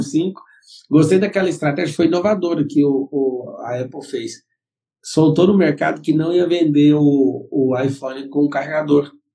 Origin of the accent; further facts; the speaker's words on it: Brazil; Nós somos brasileiros